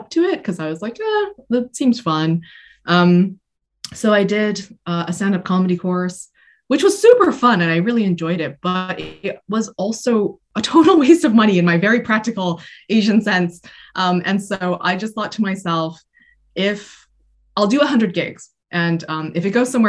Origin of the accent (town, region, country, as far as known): Canada; moved away as an adult; now in United Kingdom